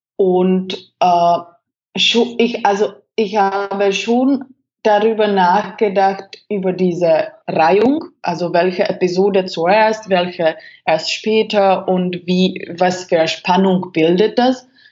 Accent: Czechia; German is a second language; moved away as an adult; also born or lived in Germany; Ich bin damals von Deutschland nach äh, Tschechien, äh, also in, äh, in meine Heimat zurückgekommen

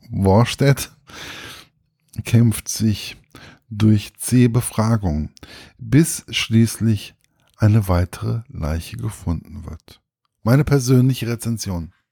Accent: Gießen, Hesse, Germany; ein Krimi, der in einer in meiner Heimatstadt spielt

